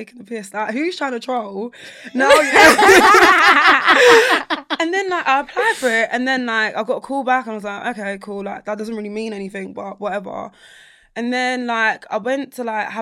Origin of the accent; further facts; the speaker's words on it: London, United Kingdom; I'm from South London